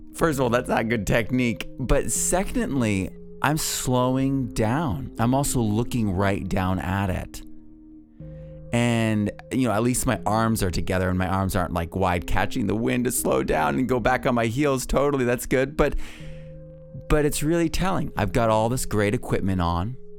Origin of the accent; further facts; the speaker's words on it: New England, United States; I grew up in New England